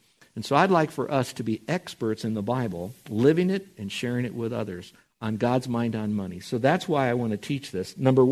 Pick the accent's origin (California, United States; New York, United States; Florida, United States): Florida, United States; Miami; growing up in Miami, Florida